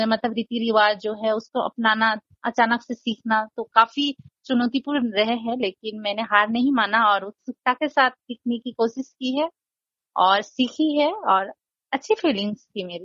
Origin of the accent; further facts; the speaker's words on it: Nepal; मैं नेपाली हूँ और मेरी शादी बेंगोली फैमिली में हुई है